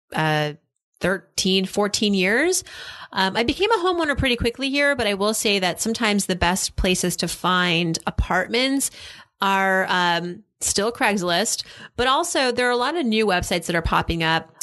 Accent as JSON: {"language": "English", "region": "Massachusetts", "country": "United States", "moved": "yes", "lives_now": "New York, United States", "said": "I'm from Massachusetts as well."}